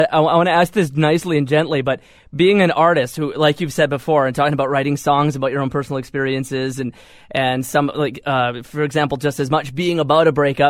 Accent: just outside Winnipeg, Manitoba, Canada; Yeah, every time people ask, I'm from Winnipeg, but I'm not actually from Winnipeg, just outside

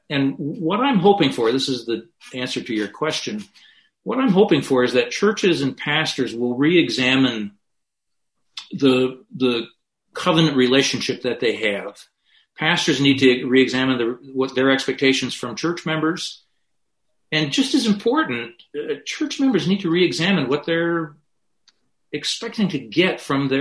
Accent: Grand Rapids, Michigan, United States; which is in my hometown

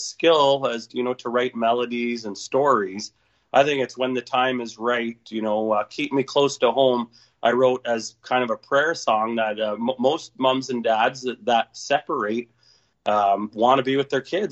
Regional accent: southern Manitoba, Canada; also born or lived in Thompson, Manitoba; I was born in Thompson. I've lived there briefly and worked as a young man, but spent most of my time down south Manitoba

